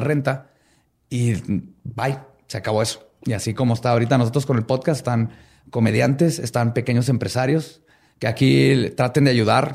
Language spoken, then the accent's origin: Spanish; Mexico; somos mexicanos y somos chingones